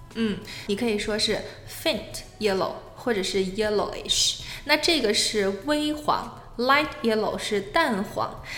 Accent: China; 我们作为中国人嘛，我们都属于黄种人

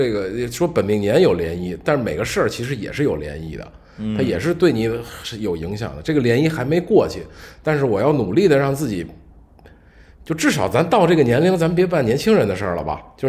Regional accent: China; 或者说我们中国人本身的，就是到这个岁数了，干什么事儿说的很多话，

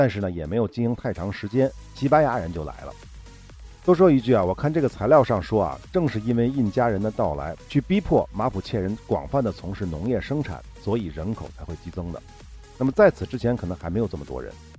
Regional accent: China; 我们中国人特别爱吃的那个智利大樱桃啊

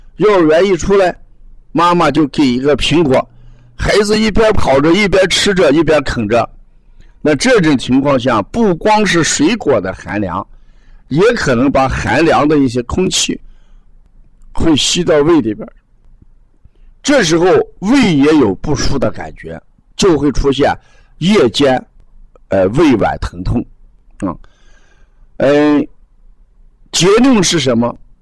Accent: the North, northern China, China; 我们北方都有暖气，啊，十五号暖气一放开之后，屋子的温度最低也在十八度、二十度以上

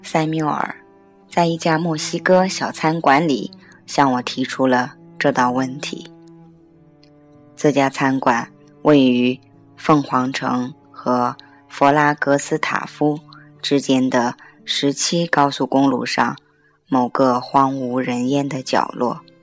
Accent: China; 我们中国人

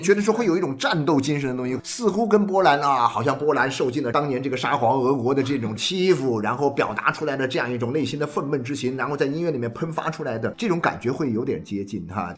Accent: China; 你就会发现我们中国人的家庭里面

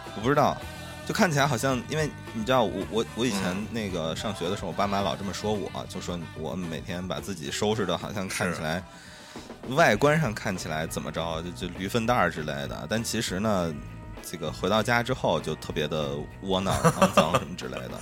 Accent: Shaanxi, China; 我是一个陕西人

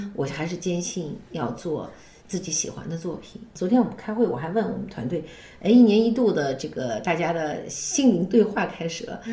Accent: Xinjiang, China; 从小在新疆长大

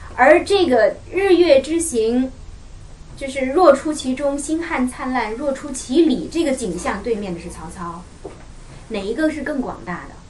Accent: China; 我们中国人

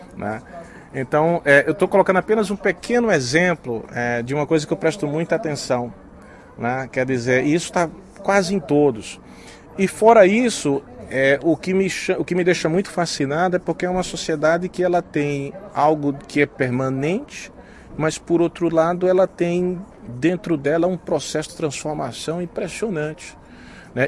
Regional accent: Brazil; now in China

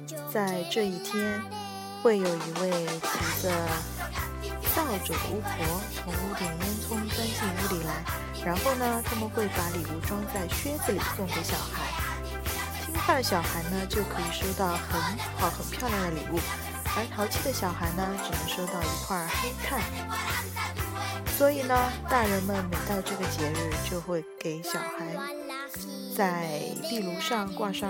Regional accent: China; 对我们中国人来说，这是一个再平常不过的日子了。

